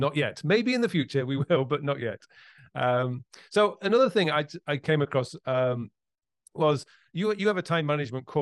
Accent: Yorkshire and the Humber, United Kingdom; I come from Yorkshire

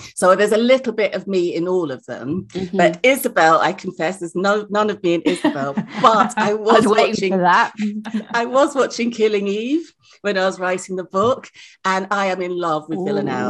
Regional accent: Nigeria; In West Africa, I'm from Nigeria, the word Wahala is ubiquitous.

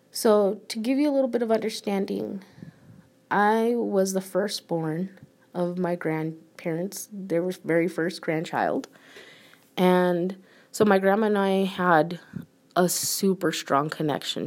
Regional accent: United States; I'm an American, born and raised.

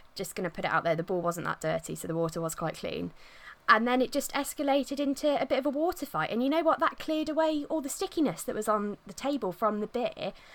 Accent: Midlands, United Kingdom; I'm not even a northerner. I'm from the Midlands

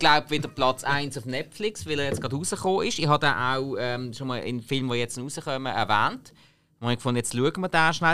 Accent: Switzerland; als Schweizer, der einmal in Irland war

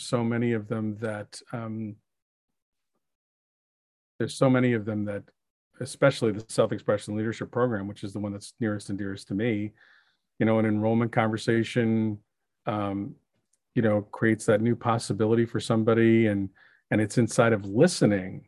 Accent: Ireland; being Irish

